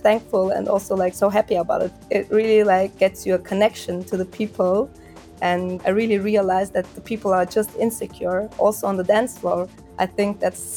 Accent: Augsburg, Bavaria, Germany; born or raised there

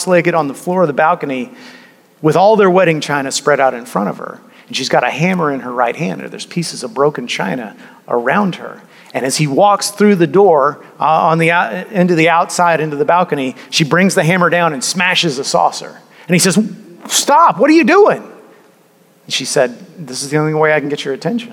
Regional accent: United States; we, as modern American people

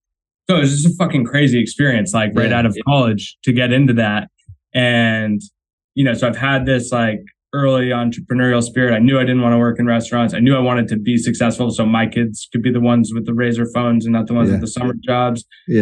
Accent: Marblehead, Massachusetts, United States; moved away as an adult; also born or lived in Rhode Island / Newport Beach, California / Boston; I'm from Marblehead, Mass. That's like where the Navy was started. Yeah, and I've grown up sailing my whole life.

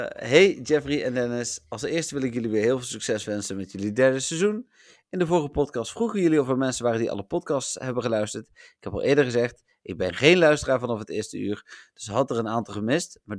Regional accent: Elburg, Gelderland, Netherlands; born there; Ik ben geboren in Elburg, Melvin. Ik bedoel, heb verder niks met die stad of dat dorp, maar ik ben er geboren.

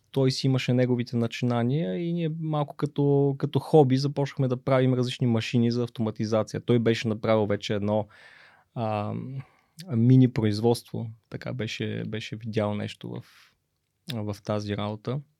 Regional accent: Stara Zagora, Stara Zagora Province, Bulgaria; съм от Стара Загора, да.

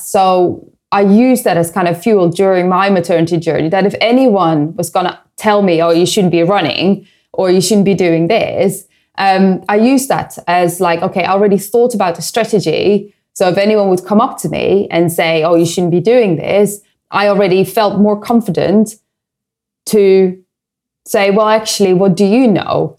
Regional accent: Netherlands; moved away; I come from the Netherlands

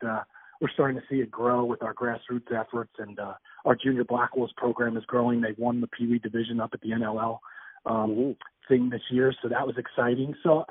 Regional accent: New Jersey, United States; also born or lived in Philadelphia; now in Connecticut, United States; I'm from Jersey.

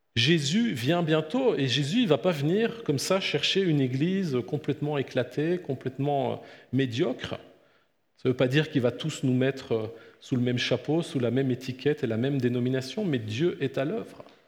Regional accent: France; now in Blonay, Switzerland; moi qui viens d'un pays très laïque comme la France

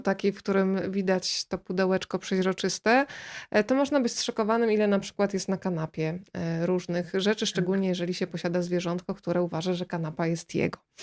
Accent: Rzeszów, Subcarpathian Voivodeship, Poland; ja też jestem z Podkarpacia, z Rzeszowa

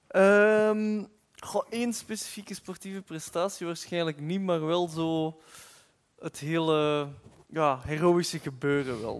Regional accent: Flanders, Belgium; het kan niet anders als Vlaming

